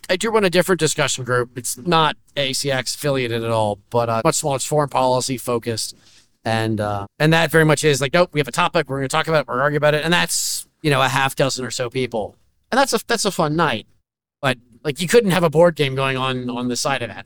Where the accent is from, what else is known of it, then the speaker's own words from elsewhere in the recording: Menlo Park, California, United States; now in Washington D.C., United States; I grew up in Menlo Parks